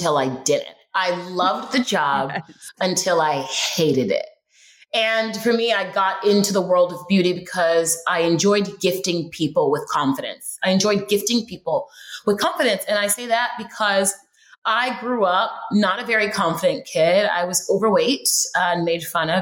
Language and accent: English; Houston, Texas, United States; moved away as an adult; also born or lived in Los Angeles, California; I grew up in Houston, Texas, and moved to LA when I was like 20 something